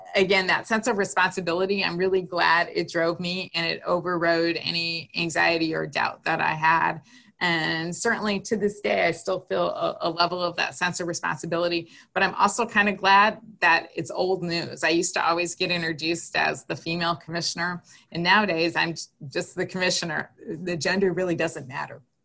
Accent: Green Bay, Wisconsin, United States; I grew up in Green Bay, Wisconsin

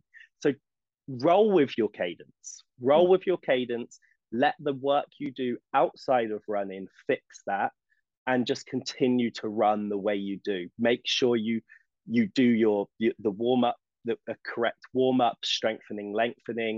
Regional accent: England, United Kingdom; moved away; I'm English.

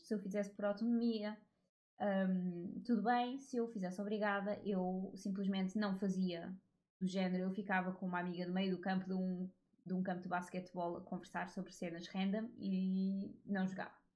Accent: Portugal; Eu nasci em Portugal

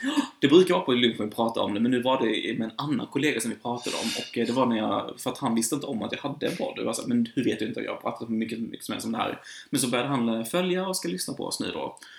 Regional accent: Sweden; jag som svensk

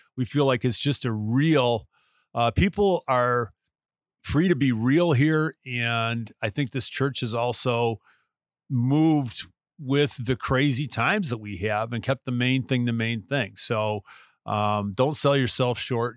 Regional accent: United States; being an American, uh, who lives where I live

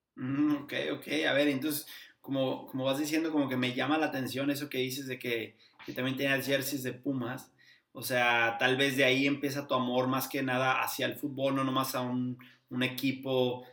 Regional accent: Torreón, Coahuila, Mexico; now in Houston, United States; soy de Torreón, pero yo vivo acá en Houston

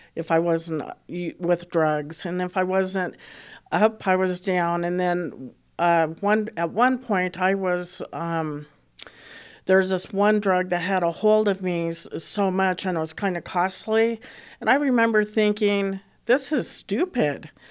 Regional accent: Boulder, Colorado, United States; I did, uh, grow up in Colora-, here in Colorado, and I grew up in Boulder, Colorado

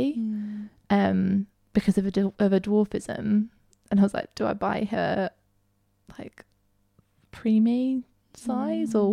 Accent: Peak District, East Midlands, United Kingdom; I grew up in the Peak District

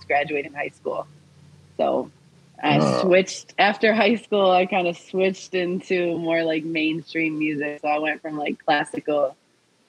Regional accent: Saginaw, Michigan, United States; moved away as an adult; now in Detroit, United States; I'm from Saginaw, Michigan

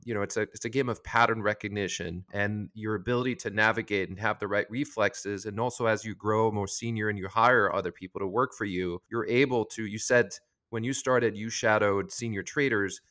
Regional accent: France; I'm from France as well

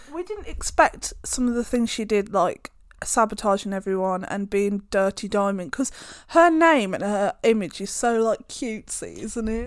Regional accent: United Kingdom; we are British

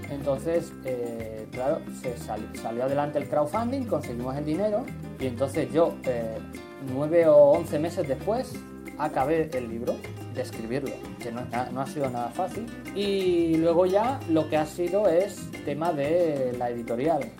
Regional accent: Badajoz, Extremadura, Spain; moved away as an adult; now in Tokyo, Japan; soy español, pero soy del sur de Extremadura, concretamente de Badajoz.

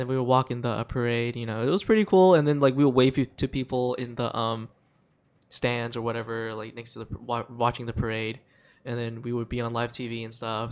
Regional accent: Hong Kong; moved away; I grew up in Hong Kong

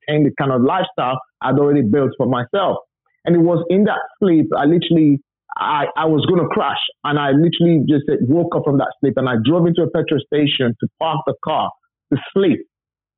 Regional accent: Nigeria; moved away as an adult; now in United Kingdom; I wasn't born and bred in England. I was literally raised from Nigeria. You know, I went to primary school, secondary school, university. And in 2004, I wanted to immigrate to the UK.

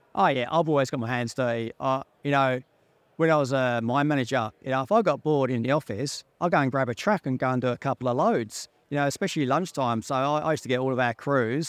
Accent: London, United Kingdom; accent: Pommy; moved away; I grew up in North London

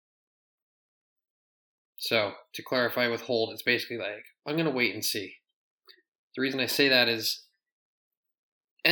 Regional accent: Utah, United States; moved away; also born or lived in Michigan; I grew up in Utah.

